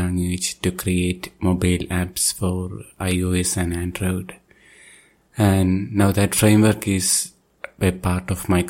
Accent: Thiruvananthapuram, Kerala, India; I am from Thiruvananthapuram, Kerala state

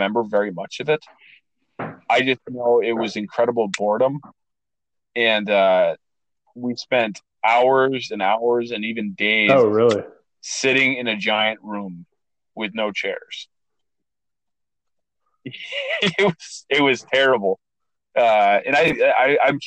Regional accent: Minnesota, United States; moved away; I came from Minnesota

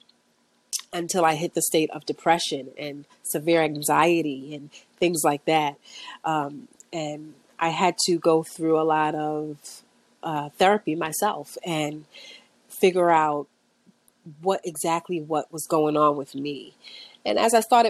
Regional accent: New York City, New York, United States; I was born and raised in Brooklyn

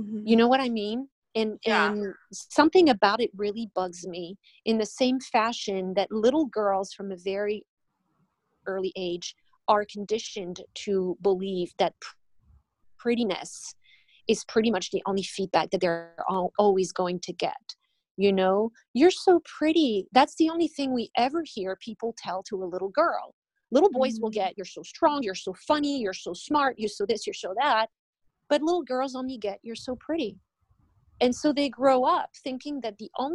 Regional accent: France; moved away as an adult; now in Miami, United States; I'm originally from France. I've been in this country for 19 years

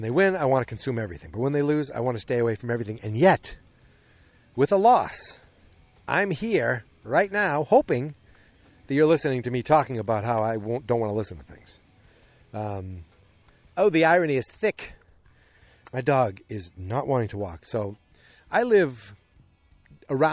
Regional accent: Boston, Massachusetts, United States; accent: Boston; my Boston accent

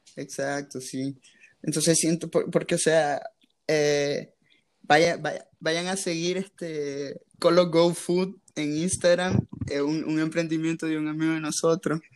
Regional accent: Nicaragua; soy de Nicaragua

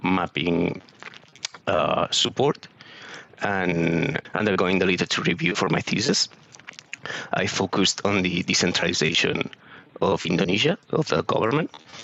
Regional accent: Barcelona, Catalonia, Spain; moved away; also born or lived in Southampton; I'm originally from Barcelona, so I studied geography in the University of Barcelona

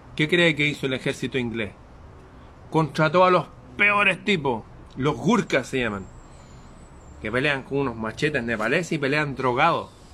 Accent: Chile

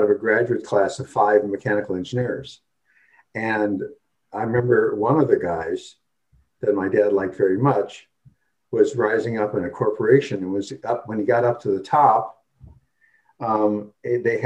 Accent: Wisconsin, United States; now in Seattle, United States; I'm from Wisconsin

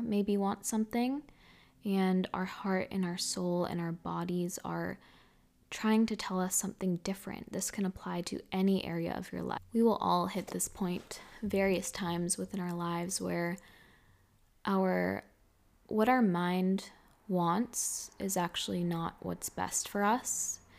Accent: Massachusetts, United States; moved away as an adult; also born or lived in Hawaii / Miami / Los Angeles / Bali; we're both in Massachusetts

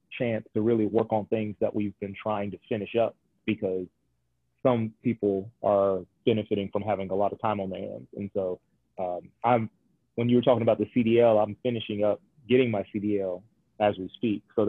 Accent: Warner Robins, Georgia, United States; also born or lived in Atlanta, Georgia; now in Macon, United States; I'm originally from Warner Robins, Georgia.

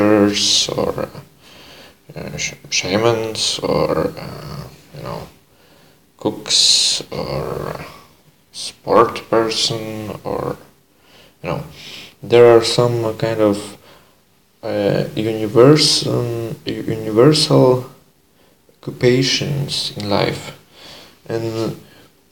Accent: Poland; English is a second language; now in Netherlands; I just used a little bit of Polish, because I'm Polish also.

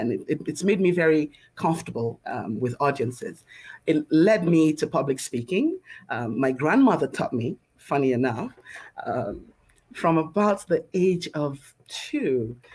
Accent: Lagos, Nigeria; I usually start by saying that I'm a little Lagos girl who's grown up around the world. I was born in Lagos, Nigeria. It's a beautiful island in West Africa.

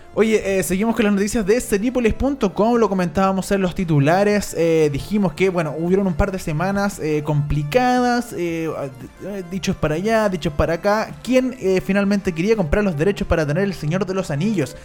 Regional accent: Chile; somos los chilenos

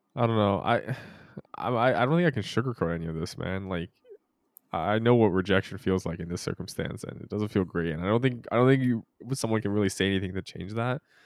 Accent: Merced, California, United States; growing up in Merced

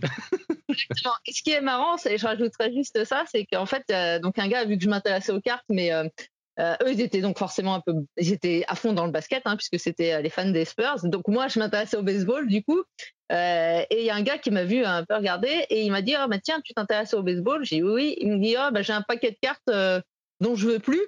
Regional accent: Saint-Étienne, Auvergne-Rhône-Alpes, France; j'ai grandi à Saint-Etienne

